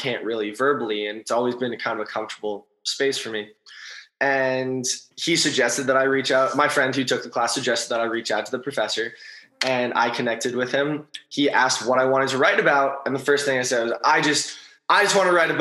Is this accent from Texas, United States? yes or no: no; Los Angeles, California, United States; also born or lived in East Coast; I'm from Los Angeles and I went to school on the East Coast